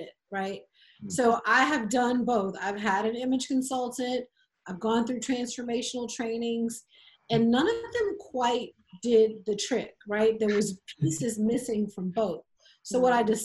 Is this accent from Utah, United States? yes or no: no; South Louisiana, United States; I grew up in South Louisiana